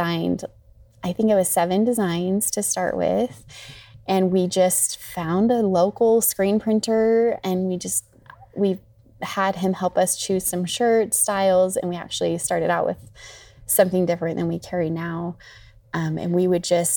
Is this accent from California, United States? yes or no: no; Salmon, Idaho, United States; I grew up in Salmon